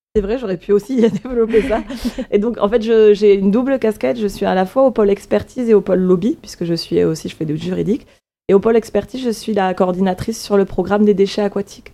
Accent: A Coruña, Galicia, Spain; now in France; je suis née en Galice, en Espagne

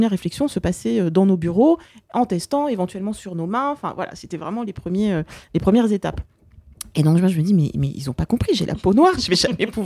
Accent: France; Ma mère est née dans un pays colonisé. Elle a grandi dans un pays colonisé. Et euh, bah, finalement, si moi je suis euh, née en France et, j'ai grandi en France

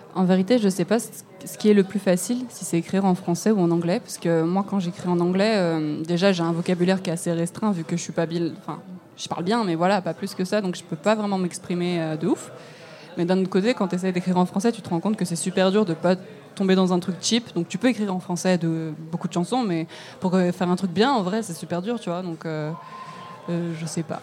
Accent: Lyon, Auvergne-Rhône-Alpes, France; moved away; je viens de Lyon

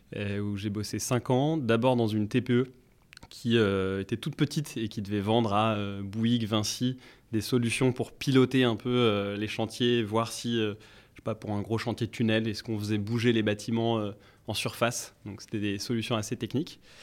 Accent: Paris, Île-de-France, France; je suis parisien

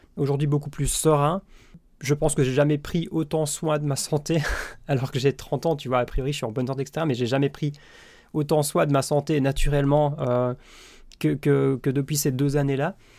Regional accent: Belgium; je suis belge

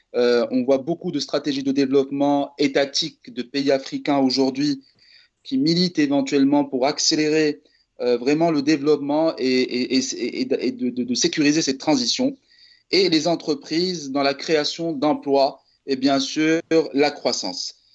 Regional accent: Morocco; je suis marocain

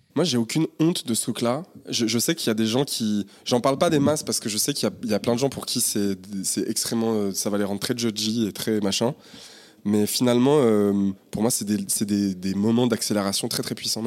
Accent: Saint-Étienne, Auvergne-Rhône-Alpes, France; also born or lived in Firminy; on a passé toute notre vie euh, à Terre-Noire

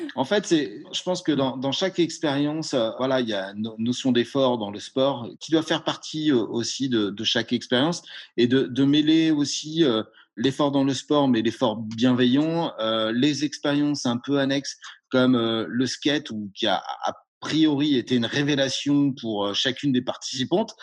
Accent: Brittany, France; je viens de Bretagne

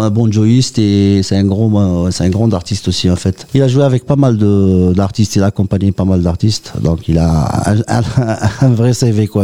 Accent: Oran, Oran Province, Algeria; je suis né à Oran en fait, je suis un Kabyle d'Oran

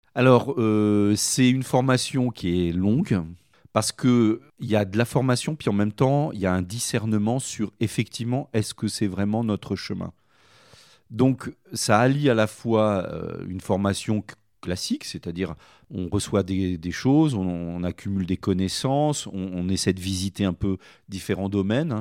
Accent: Sancoins, Centre-Val de Loire, France; Je suis originaire de Sancoin, dans dans le Cher

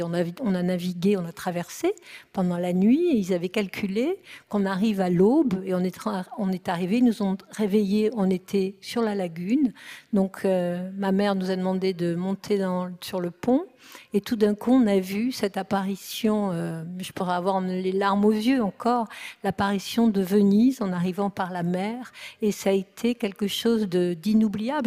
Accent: France

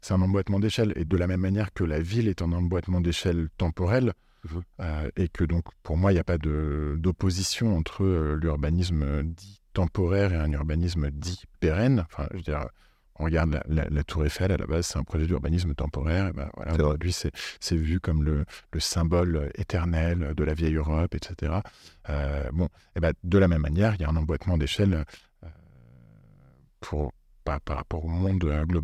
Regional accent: Italy; accent: Italian; French is a second language; excusez-moi pour mon accent italien

